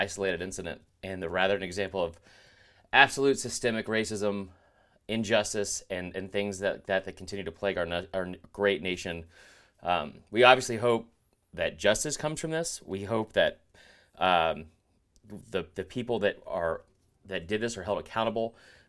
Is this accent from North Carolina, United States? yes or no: no; Stone Mountain, Georgia, United States; Like, I did grow up in a neighborhood where I was the only white kid in the neighborhood, and I love growing up in Stone Mountain.